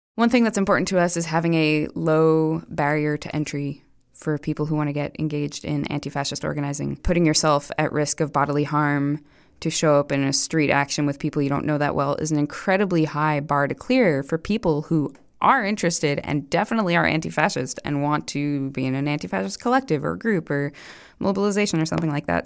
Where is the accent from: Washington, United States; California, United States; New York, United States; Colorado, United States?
New York, United States; New York City; I'm a New Yorker and a musician